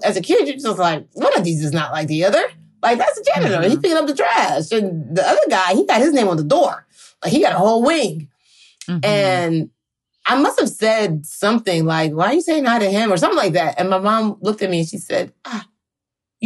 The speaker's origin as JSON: {"language": "English", "region": "Maryland", "country": "United States", "also_born_or_lived": "Nigeria", "said": "I'm from Maryland"}